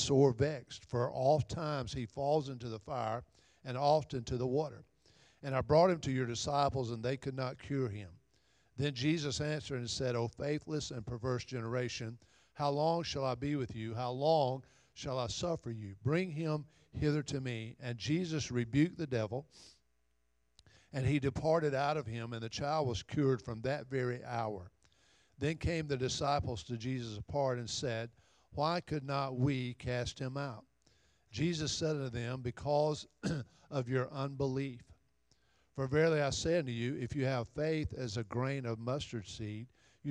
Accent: Little River, United States; growing up in Little River

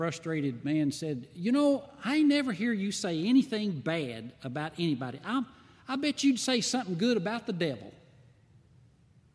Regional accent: White Pine, Tennessee, United States; moved away as an adult; also born or lived in Texas; now in Flint, United States; When I grew up in White Pine, Tennessee, I grew up on a farm.

